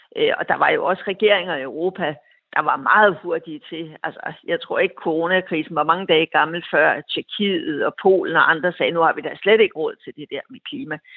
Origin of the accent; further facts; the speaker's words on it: Denmark; som dansker